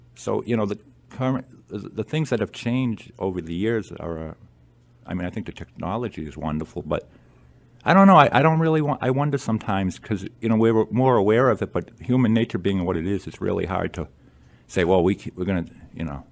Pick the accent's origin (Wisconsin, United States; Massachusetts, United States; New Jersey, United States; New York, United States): Massachusetts, United States; Attleboro; also born or lived in Lewiston, Maine; moved to Attleboro when I was very young